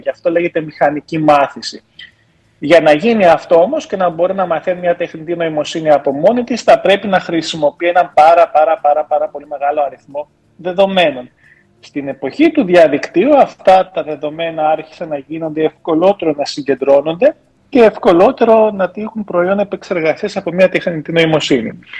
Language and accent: Greek; Germany; Όταν γεννήθηκα μεγάλο στη Γερμανία